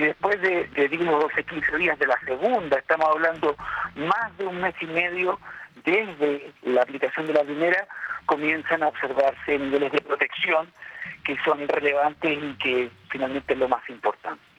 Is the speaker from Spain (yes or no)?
no; Chile; En nuestra población, somos los, chilenos